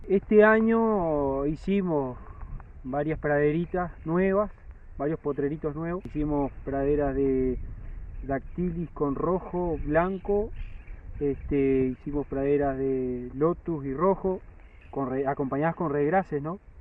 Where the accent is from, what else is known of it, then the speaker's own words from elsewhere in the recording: San José, Uruguay; soy de acá de San José, natal